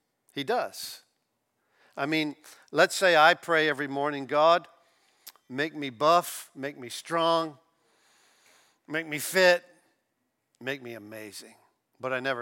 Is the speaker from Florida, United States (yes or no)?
yes; Florida, United States; also born or lived in Kansas City, Missouri; I'm from Florida, I've lived here all my life